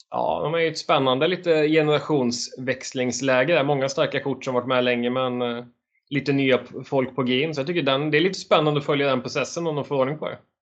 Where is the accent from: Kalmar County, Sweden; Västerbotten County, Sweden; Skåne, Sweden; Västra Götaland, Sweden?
Västra Götaland, Sweden; Borås; moved away; jag kommer ju från Borås ursprungligen